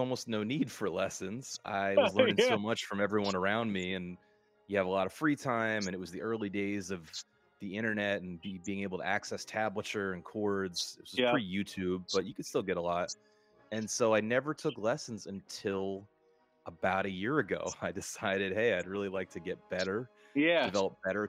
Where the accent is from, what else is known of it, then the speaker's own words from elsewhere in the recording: Delaware, United States; moved away; also born or lived in California; even though I'm from Delaware